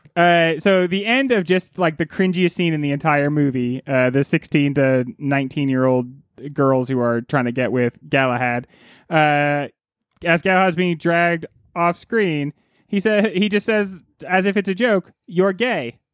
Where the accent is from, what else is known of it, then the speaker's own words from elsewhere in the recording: United States; I am notably American